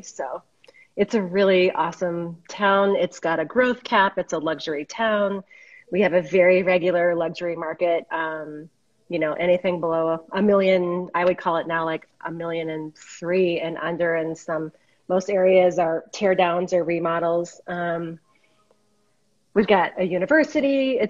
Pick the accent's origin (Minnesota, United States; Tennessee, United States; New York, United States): Minnesota, United States; moved away as an adult; now in Boulder, United States; I'm in Boulder, Colorado. I came here in 1991 from Minnesota.